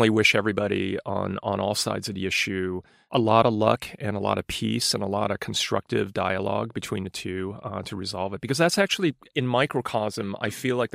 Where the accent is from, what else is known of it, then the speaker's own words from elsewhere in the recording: London, United Kingdom; born there; also born or lived in New York, United States; I mean, I was born in London and lived in New York, but but but my parents were immigrants.